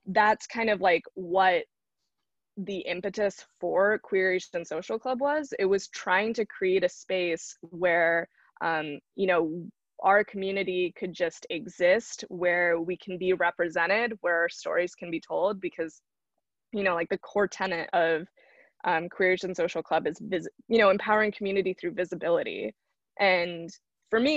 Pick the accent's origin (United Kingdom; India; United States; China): India; South India; I'm from Southern India